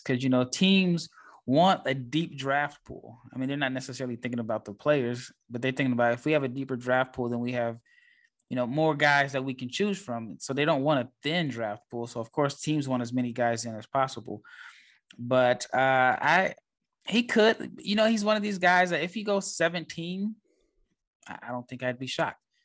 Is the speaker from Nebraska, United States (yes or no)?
yes; Nebraska, United States; I am from Nebraska.